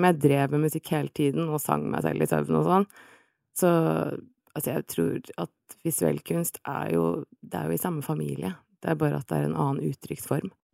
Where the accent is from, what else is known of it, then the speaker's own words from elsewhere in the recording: Oslo, Norway; 35, fra Oslo.